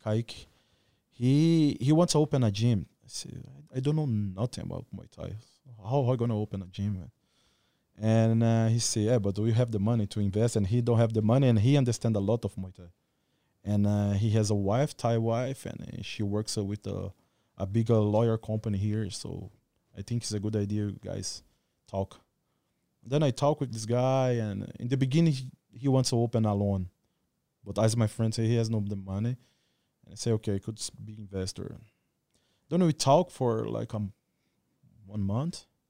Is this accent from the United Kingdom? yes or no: no; Goiânia, Goiás, Brazil; English is a second language; moved away as an adult; also born or lived in Rio Verde, Brazil / Rio de Janeiro, Brazil; now in Phuket, Thailand; I born in Rio Verde. Rio Verde is this kind of small city. I grew up, uh, and stood in Goiânia, too